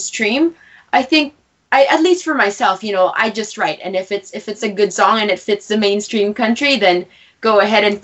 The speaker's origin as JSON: {"language": "English", "town": "Cremona", "region": "Alberta", "country": "Canada", "tie": "born or raised there", "also_born_or_lived": "Halifax, Nova Scotia", "moved": "as an adult", "said": "I grew up in Alberta, in Cremona, Alberta. And I moved out in Halifax, Nova Scotia for university"}